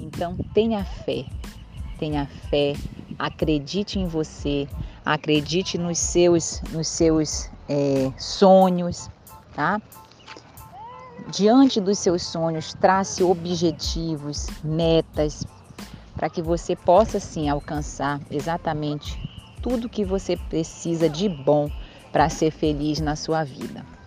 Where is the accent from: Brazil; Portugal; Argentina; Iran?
Brazil; Belém, Pará; Eu sou paraense, para quem ainda não ouviu um pouquinho da minha história, eu sou paraense, nascida em Belém do Pará.